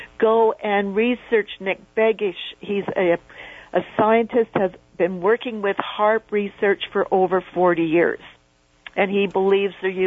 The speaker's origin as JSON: {"language": "English", "country": "Canada", "said": "being a Canadian"}